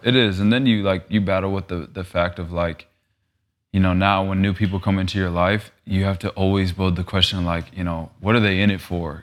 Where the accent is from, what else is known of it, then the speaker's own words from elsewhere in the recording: Phoenix, Arizona, United States; also born or lived in Los Angeles; growing up in Arizona